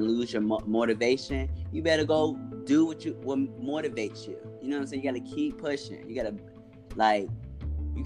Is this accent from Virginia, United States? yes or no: yes; Richmond, Virginia, United States; also born or lived in California / New York; where I'm from is from Richmond, you know what I'm saying? Richmond, Virginia